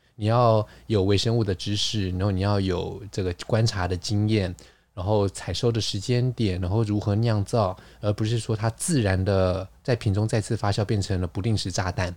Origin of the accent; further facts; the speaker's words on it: Taiwan; 我们台湾人说守旧，烧酒，烧酒，我们很可能烧酒，传统就是米酒